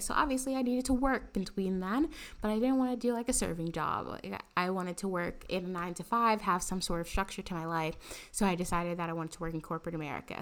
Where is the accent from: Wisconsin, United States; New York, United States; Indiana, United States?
New York, United States; New York City; also born or lived in Harlem, Manhattan; I grew up in the Bronx and, and went to school in the Bronx